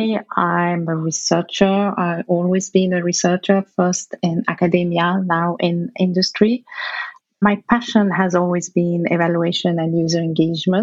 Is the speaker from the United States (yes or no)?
no; Algeria; moved away; where I grew up in Algeria